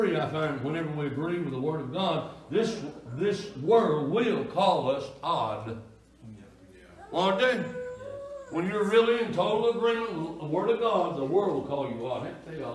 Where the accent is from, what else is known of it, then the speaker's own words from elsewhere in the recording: East Kentucky, United States; I was raised down in East Kentucky, near the Virginia and West Virginia line